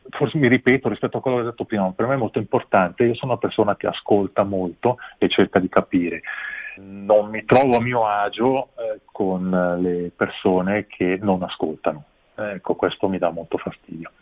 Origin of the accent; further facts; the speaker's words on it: Ticino, Switzerland; anche noi abbiamo le nostre responsabilità come ticinesi